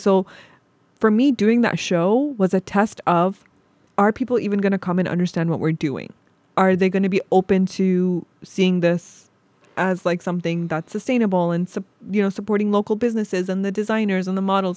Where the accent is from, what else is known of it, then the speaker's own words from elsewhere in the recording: Toronto, Ontario, Canada; moved away as an adult; now in Cleveland, United States; as a Canadian